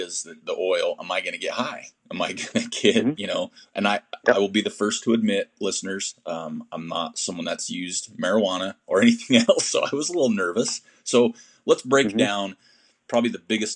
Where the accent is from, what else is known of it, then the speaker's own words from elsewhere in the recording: Utah, United States; I'm from Utah.